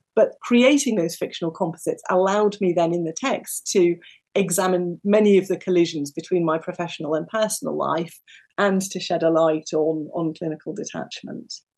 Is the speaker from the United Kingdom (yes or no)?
yes; United Kingdom; also born or lived in New Zealand; I was born just outside London to parents who had not grown up in the UK